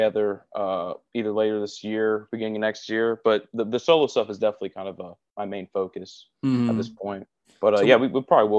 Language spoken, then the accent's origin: English; Gainesville, Florida, United States; I'm born and raised here, so I can name you every part of the town.